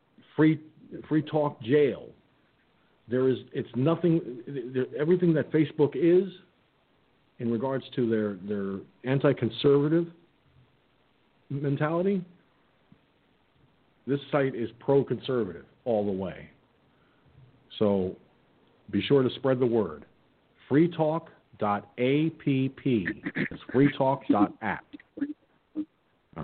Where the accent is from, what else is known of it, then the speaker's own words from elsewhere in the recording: Peekskill, New York, United States; 39 years as a member of the Peekskill Volunteer Fire Department in my hometown